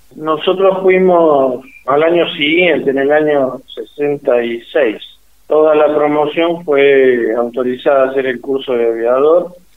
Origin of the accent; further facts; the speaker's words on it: Huinca Renancó, Córdoba, Argentina; Soy nativo de la provincia de Córdoba